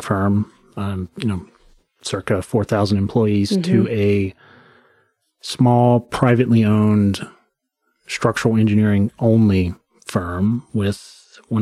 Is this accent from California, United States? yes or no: no; rural Western North Carolina, United States; so I grew up in rural Western North Carolina